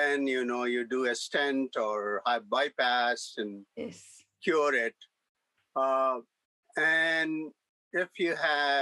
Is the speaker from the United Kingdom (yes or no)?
no; India; moved away as an adult; now in United States; I came as an immigrant from India in 1971, mm-hmm. at the age of 26 years old.